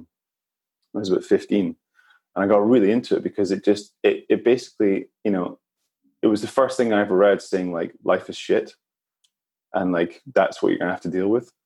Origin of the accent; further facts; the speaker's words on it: Edinburgh, Scotland, United Kingdom; I grew up in Edinburgh